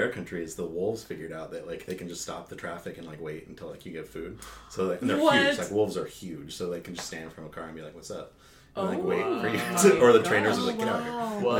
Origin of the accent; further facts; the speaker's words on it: South Dakota, United States; now in Denton, United States; I am from South Dakota. I live in Denton now.